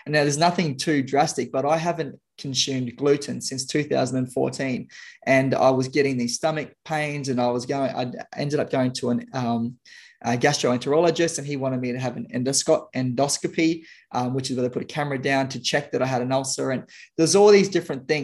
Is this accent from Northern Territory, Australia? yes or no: yes; Darwin, Northern Territory, Australia; my hometown in Darwin